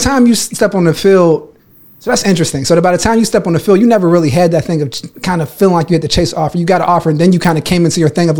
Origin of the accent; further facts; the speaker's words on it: Pittsburgh, Pennsylvania, United States; I wasn't the fastest guy growing up in Pittsburgh when I was coming up.